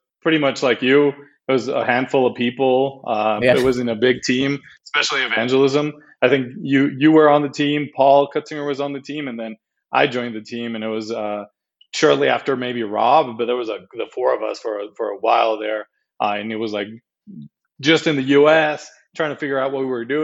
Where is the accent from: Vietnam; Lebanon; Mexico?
Mexico; I'm Mexican. I was born and raised in Mexico, lived most of my life in Mexico